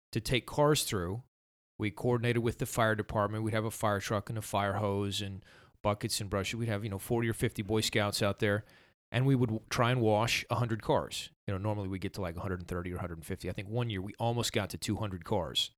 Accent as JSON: {"language": "English", "town": "Somerville", "country": "United States", "tie": "born or raised there", "said": "growing up in Somerville"}